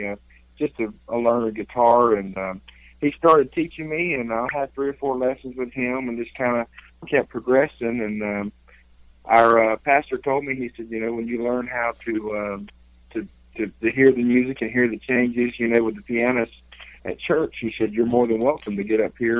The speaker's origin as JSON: {"language": "English", "town": "Richlands", "region": "North Carolina", "country": "United States", "tie": "born or raised there", "moved": "as an adult", "lives_now": "Pigeon Forge, United States", "said": "I was born and raised in Eastern North Carolina, Richlands, North Carolina, the Jacksonville area"}